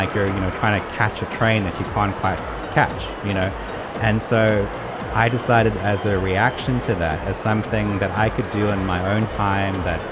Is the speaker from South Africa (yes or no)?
yes; South Africa; growing up in South Africa